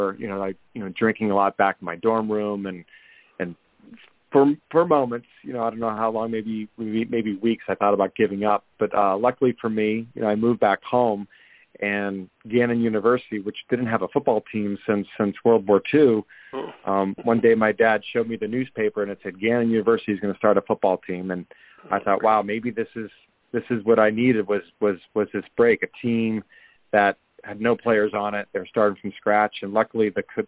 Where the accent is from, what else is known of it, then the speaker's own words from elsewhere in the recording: Erie, Pennsylvania, United States; I grew up in Erie, PA